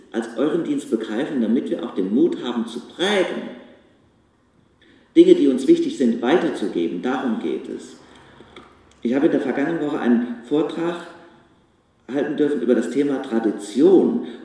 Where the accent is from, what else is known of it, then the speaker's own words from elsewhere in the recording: Bach, Germany; In meinem Heimatort Bach habe ich dem Letzt gehört, die macht das immer